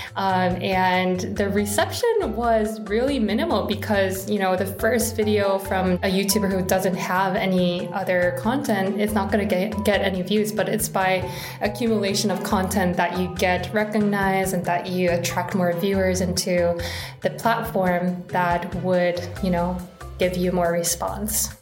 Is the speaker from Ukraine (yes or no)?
no; Seoul, South Korea; I was born and raised in Seoul, South Korea